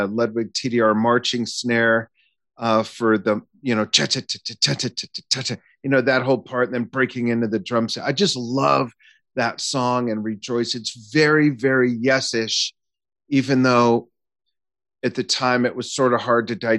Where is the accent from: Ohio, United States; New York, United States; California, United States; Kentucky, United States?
California, United States; Los Angeles; in Century City near where I grew up in Los Angeles